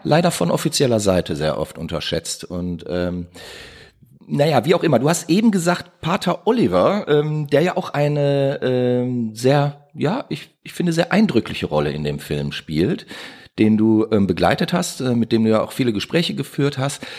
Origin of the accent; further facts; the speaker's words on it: Duisburg, North Rhine-Westphalia, Germany; ich bin ja in Duisburg groß geworden